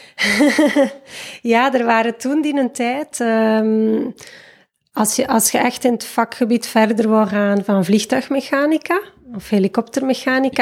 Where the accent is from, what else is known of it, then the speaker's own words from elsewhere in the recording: Waasland, Flanders, Belgium; moved away as an adult; now in Fuerteventura, Spain; geboren en getogen in het Waasland, ondertussen 36 jaar jong